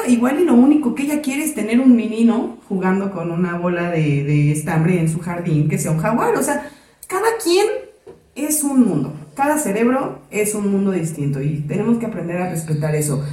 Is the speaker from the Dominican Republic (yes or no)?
no; Mexico; las dos somos mexicanas